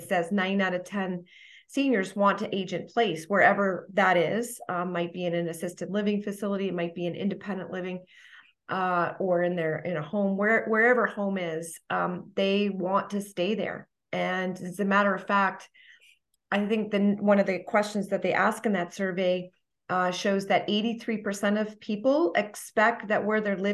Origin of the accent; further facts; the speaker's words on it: Toronto, Ontario, Canada; moved away as an adult; now in Franklin, United States; I'm from the Toronto area, Toronto, Ontario.